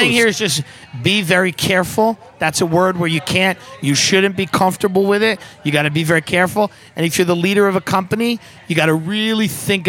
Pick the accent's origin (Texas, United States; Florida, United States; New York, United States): New York, United States; Long Island; now in New York City, United States; I'm from Long Island.